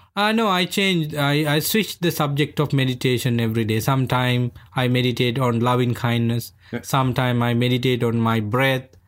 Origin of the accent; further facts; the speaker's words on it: Sri Lanka; first language Sinhala; English is a second language; moved away; I'm from Sri Lanka. I became a monk when I was 13 years old